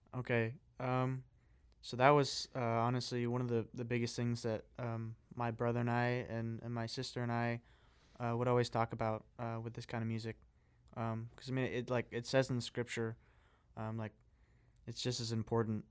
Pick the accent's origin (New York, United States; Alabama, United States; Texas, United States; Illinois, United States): Illinois, United States; Greenville; moved away; my hometown, uh, which is really a small hometown, uh, in Illinois, uh, shout out to Greenville